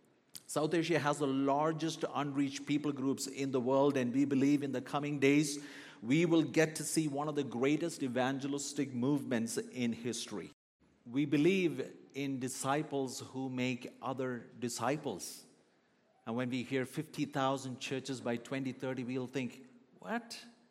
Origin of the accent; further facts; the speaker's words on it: Kuwait; also born or lived in Kerala, India; now in Calgary, Canada; I was born in the southern state of India called Kerala, but I was raised in Kuwait. My dad was pastoring a church in Kuwait for many years, so most of my teenage years is spent in Kuwait.